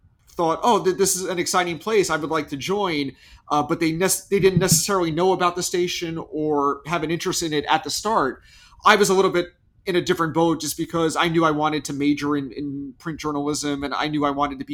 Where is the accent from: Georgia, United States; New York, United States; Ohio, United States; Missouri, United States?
New York, United States; Massapequa Park; I grew up in Massapequa Park.